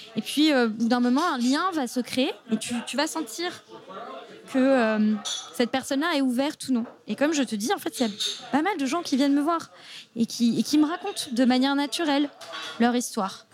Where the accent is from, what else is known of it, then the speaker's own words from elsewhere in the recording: Mediterranean coast, south of France, France; je suis euh, du sud de la France, j'ai grandi au bord de la Méditerranée